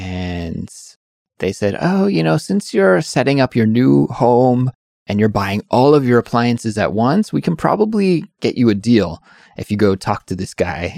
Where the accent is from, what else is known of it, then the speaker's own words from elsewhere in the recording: Canada; moved away; I'm from Canada